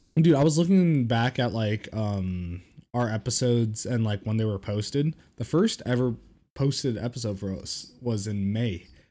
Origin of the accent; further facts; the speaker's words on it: Reno, Nevada, United States; moved away; my hometown, Reno, Nevada